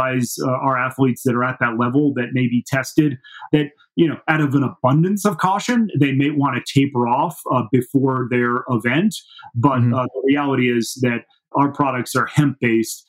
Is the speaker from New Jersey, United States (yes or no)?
yes; New Jersey, United States; moved away as an adult; also born or lived in New Orleans, Louisiana / Denver, Colorado; now in Steamboat Springs, United States; growing up in New Jersey